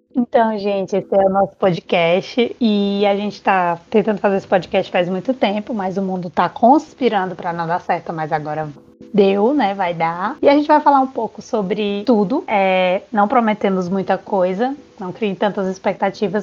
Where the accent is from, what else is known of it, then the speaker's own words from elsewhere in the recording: Quixadá, Ceará, Brazil; now in Ireland; eu sou do interior do Ceará, de Quixadá especificamente, e atualmente neste dia estou na Irlanda